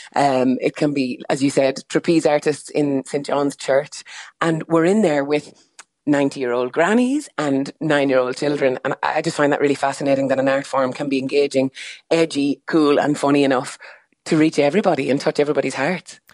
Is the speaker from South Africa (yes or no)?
no; Ireland; I grew up in Calvin